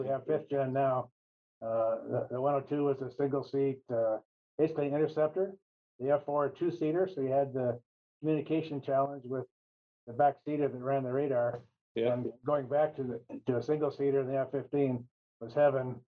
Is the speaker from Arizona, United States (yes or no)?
yes; Phoenix, Arizona, United States; Arizona's home. Born and raised in Phoenix, 1943.